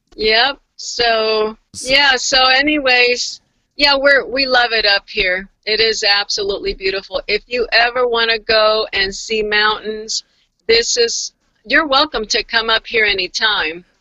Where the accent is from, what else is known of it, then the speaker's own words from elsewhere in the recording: Florida, United States; also born or lived in Virginia; now in Washington, United States; I grew up in Florida